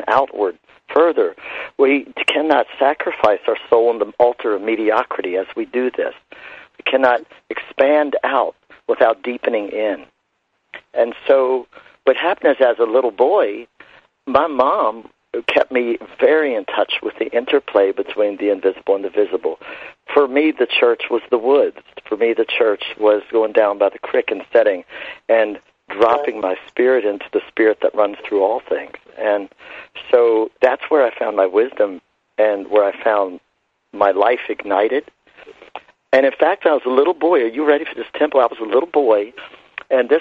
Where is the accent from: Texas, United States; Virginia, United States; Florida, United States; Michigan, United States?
Virginia, United States; Shenandoah Valley; was born actually in the Shenandoah Valley. I'm an Appalachian boy of Southern roots and Appalachian cultural heritage